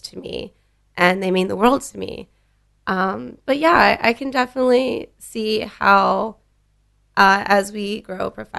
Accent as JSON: {"language": "English", "town": "Pittsburgh", "region": "Pennsylvania", "country": "United States", "tie": "born or raised there", "also_born_or_lived": "West Branch, Michigan", "moved": "as an adult", "lives_now": "Austin, United States", "said": "I'm firmly Pittsburgh. I was born in Michigan"}